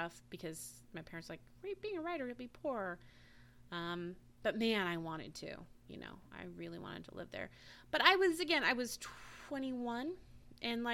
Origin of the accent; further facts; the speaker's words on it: Washington, United States; moved away; also born or lived in Alaska; I grew up in Washington State